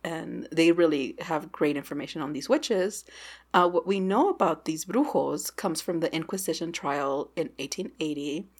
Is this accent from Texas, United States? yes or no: yes; Texas, United States; As a Texan